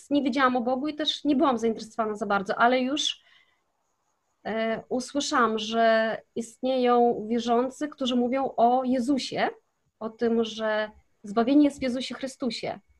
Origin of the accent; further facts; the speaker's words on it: Kazakhstan; moved away as an adult; now in Poland; wychowałam się w Kazachstanie, e, w miejscowości, gdzie właśnie mieszkali zesłańcy z Polski i to byli Niemcy i Polacy.